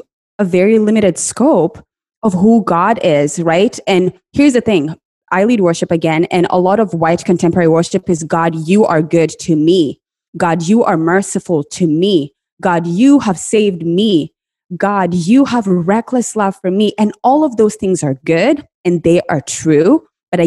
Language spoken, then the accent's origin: English; Kenya; I grew up in Kenya, and when I was growing up, the prosperity gospel was the in thing